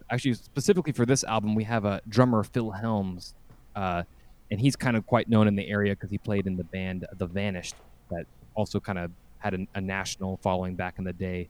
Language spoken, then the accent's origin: English; Winnipeg, Manitoba, Canada; now in Dallas, United States; we pride ourselves that we are Canadian. We're from Winnipeg, Manitoba, but we live in Dallas, the city of Dallas